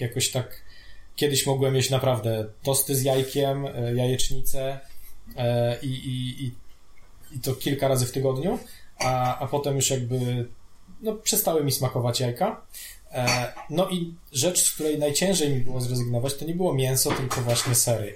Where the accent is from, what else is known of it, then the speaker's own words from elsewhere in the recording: Radom, Masovian Voivodeship, Poland; now in Warsaw, Poland; my jesteśmy z Radomia